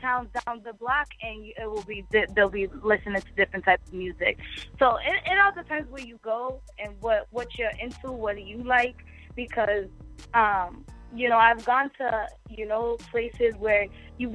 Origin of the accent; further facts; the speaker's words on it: Boston, Massachusetts, United States; where I grew up, where I come from in Boston